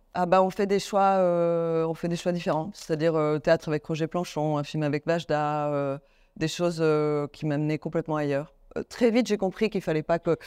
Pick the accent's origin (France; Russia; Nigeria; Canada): France; Paris, Île-de-France; also born or lived in Rome, Italy; j'ai grandi à Paris, j'ai fini par aimer Paris